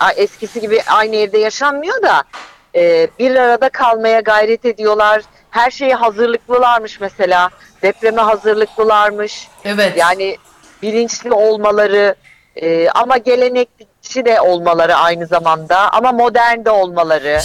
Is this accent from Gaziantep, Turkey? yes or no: yes; Gaziantep, Turkey; moved away; benim Antep'ten zaten çıkışım, kaçışım, oradan uzaklaşmak istemem, orada yaşamak istememem